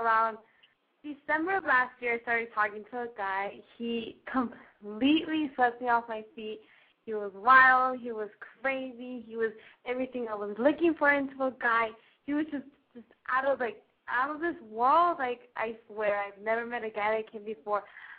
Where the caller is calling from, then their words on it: Long Beach, California, United States; I'm 17. I'm calling from Long Beach, California.